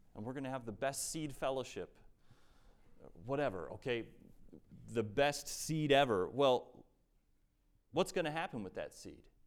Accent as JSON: {"language": "English", "country": "United States", "said": "we as American Christians"}